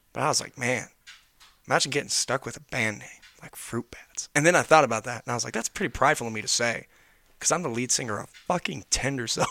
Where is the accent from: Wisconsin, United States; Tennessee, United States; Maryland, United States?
Tennessee, United States; Knoxville; moved away; I'm from Knoxville, Tennessee. That's where I'm originally